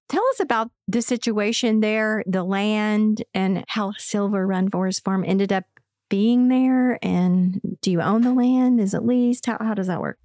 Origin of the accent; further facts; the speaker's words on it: East Tennessee, United States; he grew up in East Tennessee, like me